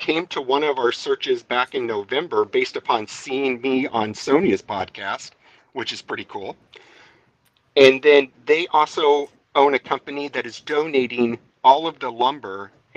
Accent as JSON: {"language": "English", "town": "San Diego", "region": "California", "country": "United States", "tie": "born or raised there", "also_born_or_lived": "Pensacola, Florida", "moved": "yes", "lives_now": "Alabama, United States", "said": "I was born in San Diego"}